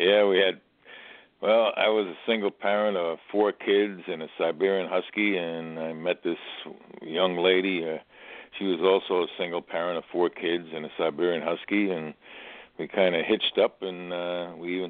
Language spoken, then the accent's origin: English; Paterson, New Jersey, United States; I grew up in Patterson.